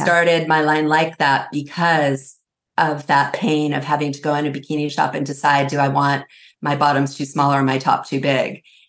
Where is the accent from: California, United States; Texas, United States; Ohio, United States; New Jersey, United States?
California, United States; I grew up in California. That's kind of my, my pedigree.